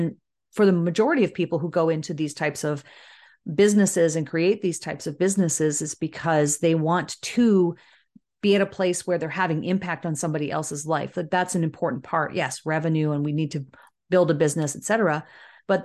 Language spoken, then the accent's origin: English; Canada; also born or lived in Southern Ontario; As a Canadian